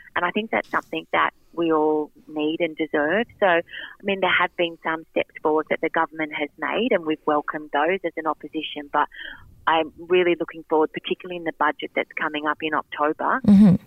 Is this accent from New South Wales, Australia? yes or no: yes; Wyong, New South Wales, Australia; I grew up in Wyong